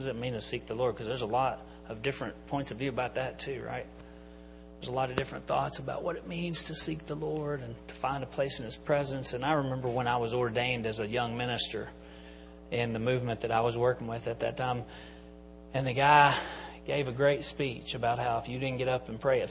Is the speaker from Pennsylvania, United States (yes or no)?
yes; Enola, Pennsylvania, United States; I'm from Enola